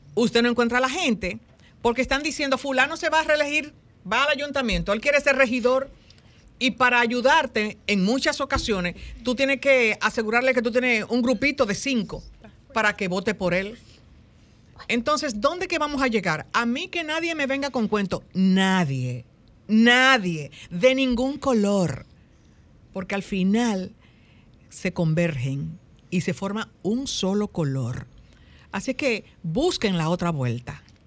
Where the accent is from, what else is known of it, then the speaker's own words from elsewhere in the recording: Dominican Republic; nosotros como dominicanos